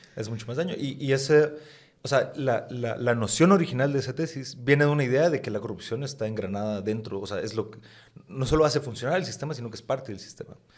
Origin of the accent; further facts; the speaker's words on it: Guatemala; yo soy guatemalteco